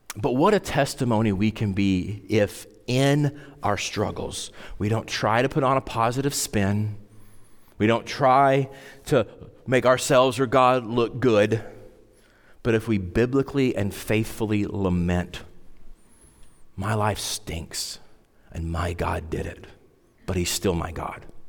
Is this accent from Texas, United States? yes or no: no; Wyoming, United States; I grew up in Wyoming, and we had to take Wyoming history, like, every year